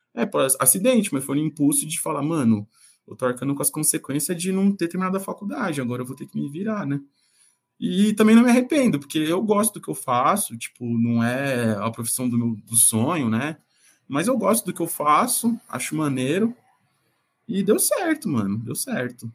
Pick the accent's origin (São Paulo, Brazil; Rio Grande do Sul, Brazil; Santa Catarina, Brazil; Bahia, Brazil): São Paulo, Brazil; eu nasci na Vila Guafunda, é, zona sul de São Paulo